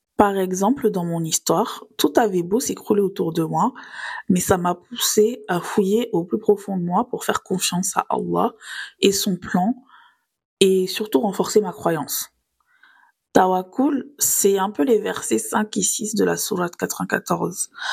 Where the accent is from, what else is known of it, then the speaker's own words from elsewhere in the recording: Nice, Provence-Alpes-Côte d'Azur, France; j'ai grandi à Nice, donc sur les galets.